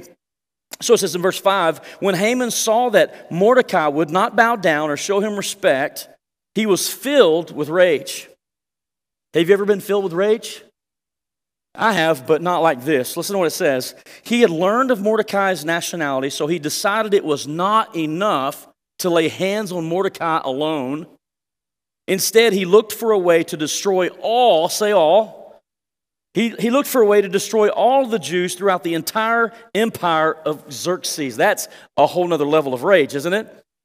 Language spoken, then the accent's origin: English; Texas, United States; We're from Texas